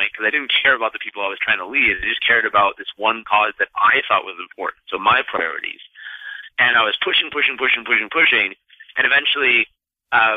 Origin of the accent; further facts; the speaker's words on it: San Diego, California, United States; also born or lived in Santa Monica, California; I grew up in San Diego, California, born in Santa Monica, grew up in San Diego